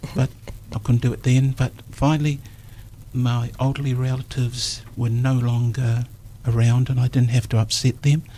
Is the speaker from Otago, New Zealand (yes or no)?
yes; Dunedin, Otago, New Zealand; I was born in Dunedin on the 5th of March 1946.